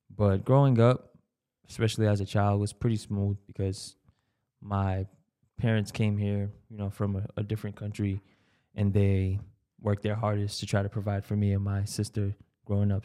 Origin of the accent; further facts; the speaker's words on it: Brockton, Massachusetts, United States; growing up in Brockton was pretty, pretty smooth